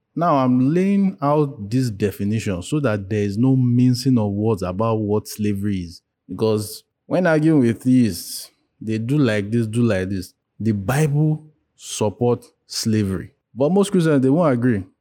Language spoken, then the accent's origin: English; Nigeria; as Nigerians, as black-skinned people